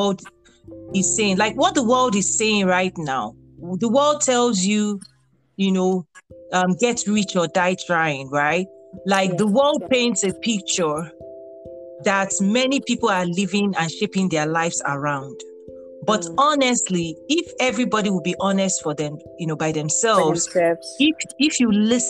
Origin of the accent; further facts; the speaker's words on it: Nigeria; moved away as an adult; also born or lived in Abeokuta, Nigeria; now in United States; I'm a Nigerian American. I got my first degree in Nigeria